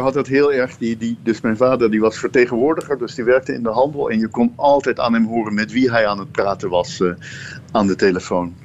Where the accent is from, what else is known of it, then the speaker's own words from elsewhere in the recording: Netherlands; ik ben zelf een Nederlander